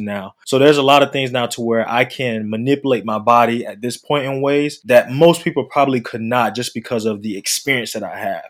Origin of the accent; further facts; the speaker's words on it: North Carolina, United States; now in Atlanta, United States; I'm from North Carolina.